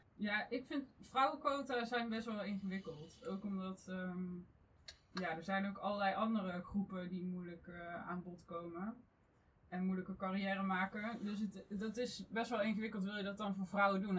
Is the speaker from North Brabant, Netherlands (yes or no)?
yes; North Brabant, Netherlands; now in The Hague, Netherlands; En ik kom oorspronkelijk uit Brabant. Dus vandaar dat je niet echt een Haags accent zult terughoren vandaag.